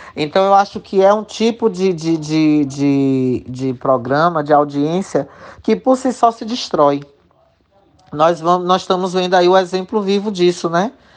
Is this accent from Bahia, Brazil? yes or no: yes; interior of Bahia, Brazil; also born or lived in Salvador; eu optei por voltar pra minha cidade.